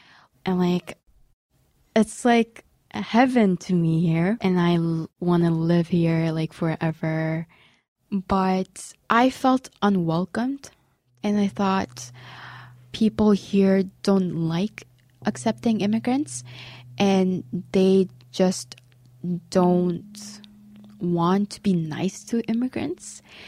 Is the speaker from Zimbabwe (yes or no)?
no; Canada; But if like someone asks, are you Korean or are you Canadian? Then I'm going to say I'm Korean Canadian.